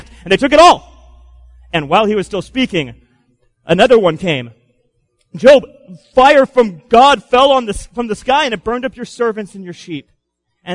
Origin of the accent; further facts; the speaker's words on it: Florida, United States; I grew up in Florida